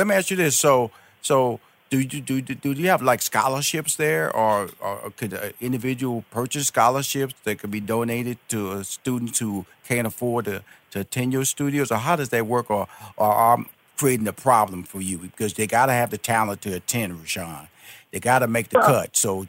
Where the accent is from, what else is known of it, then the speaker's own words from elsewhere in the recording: Chicago, Illinois, United States; especially like I'm from Chicago, from a standpoint, I worked there like 5 years, and dance clubs and dancing is really big in Chicago.